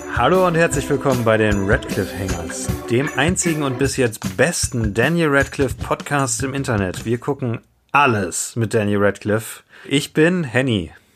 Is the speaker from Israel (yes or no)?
no; Germany; für uns als Deutsche